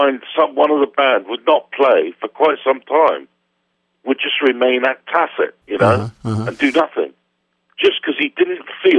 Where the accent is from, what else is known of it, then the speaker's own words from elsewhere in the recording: Poole, South West England, United Kingdom; moved away as an adult; also born or lived in London; my hometown in Dorset, Poole in Dorset